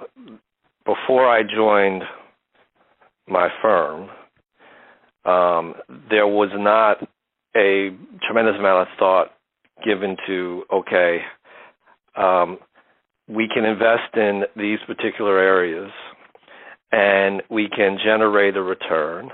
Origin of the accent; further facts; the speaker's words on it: New Jersey, United States; also born or lived in Harlem, New York; now in New York City, United States; we grew up in Central Jersey